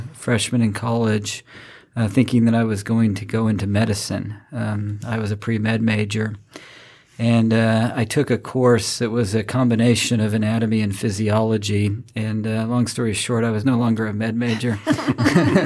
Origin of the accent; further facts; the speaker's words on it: Rexburg, Idaho, United States; moved away; also born or lived in Winston-Salem, North Carolina; we moved back to my hometown, a little town called Rexburg, Idaho